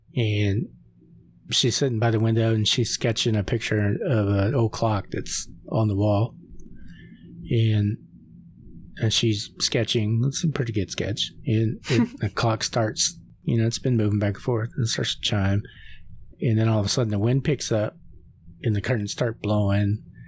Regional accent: Oklahoma, United States; you know, I'm from Oklahoma, so you see a lot of these little bridges.

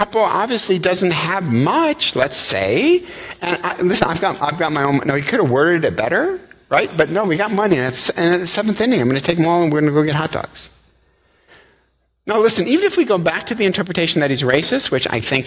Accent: Eastpointe, Michigan, United States; I grew up in East Detroit

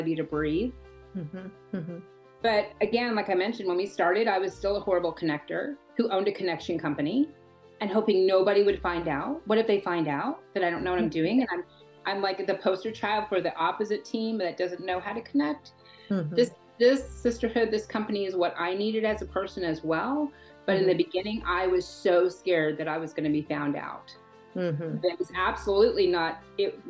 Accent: the Bible Belt, United States; I was born in the Bible Belt

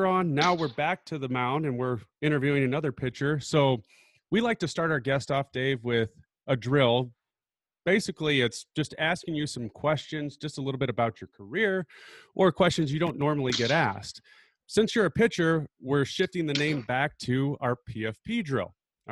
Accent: Omaha, Nebraska, United States; I grew up in Omaha, Nebraska. Well, I'm still here

